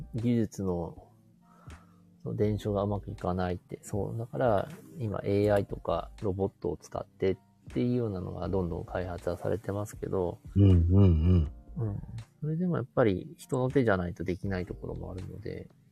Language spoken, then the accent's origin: Japanese; Sapporo, Hokkaido, Japan; 札幌市内の自分の地元